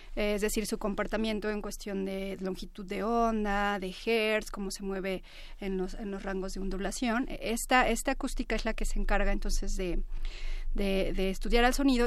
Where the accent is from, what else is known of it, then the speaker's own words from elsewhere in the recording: Puebla, Mexico; now in Mexico City, Mexico; soy, este, pues, foránea, yo nací en Puebla, cuando llegué aquí